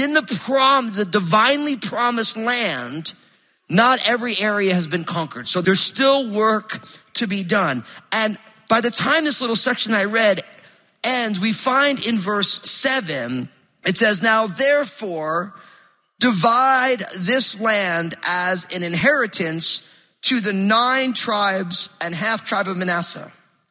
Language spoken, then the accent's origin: English; East Coast, United States; now in Pacific Northwest, United States